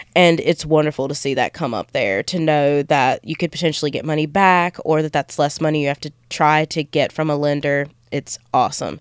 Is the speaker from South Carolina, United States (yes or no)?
yes; rural South Carolina, United States; I grew up in Podunk, which is my way of saying small town, rural South Carolina